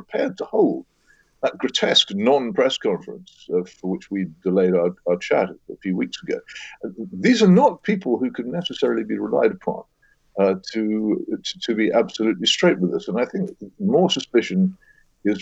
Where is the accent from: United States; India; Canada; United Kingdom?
United Kingdom; Oxford, South East England; my hometown, Oxford